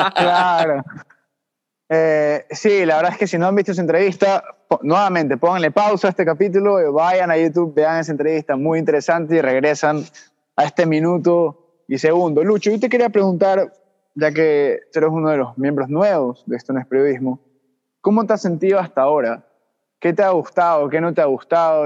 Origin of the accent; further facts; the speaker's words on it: Ecuador; nosotros como ecuatorianos